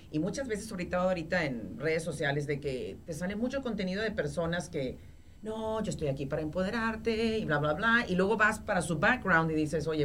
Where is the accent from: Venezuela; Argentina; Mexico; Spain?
Mexico; Monterrey, Nuevo León; moved away; de Monterrey y porque soy regia.